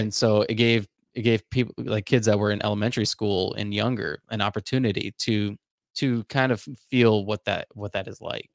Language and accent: English; Charlotte, North Carolina, United States; growing up in Charlotte, I was a part of, uh, this program called Upwards